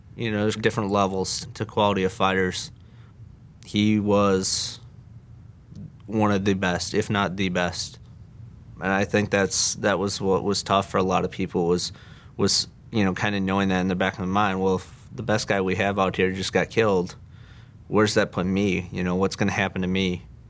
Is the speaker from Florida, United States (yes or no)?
no; Michigan, United States; moved away; I grew up in Michigan